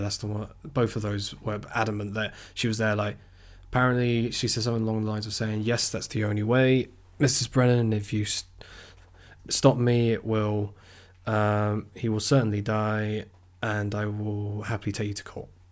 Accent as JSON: {"language": "English", "town": "Weymouth", "region": "South West England", "country": "United Kingdom", "tie": "born or raised there", "said": "So I'm from Weymouth, uh, which, for those who don't know, is a seaside town on the south coast"}